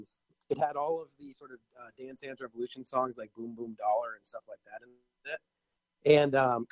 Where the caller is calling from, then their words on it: Menlo Park, California, United States; From Menlo Park.